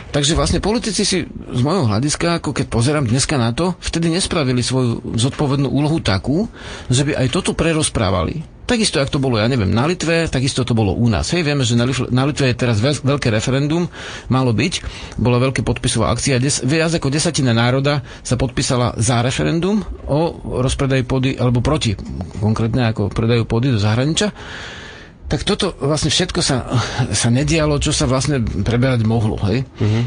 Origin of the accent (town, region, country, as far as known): Slovakia